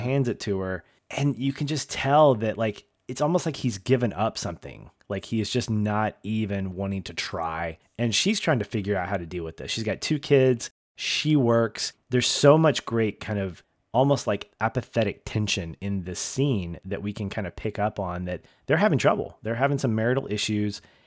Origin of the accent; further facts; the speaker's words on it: the South, United States; I'm from the South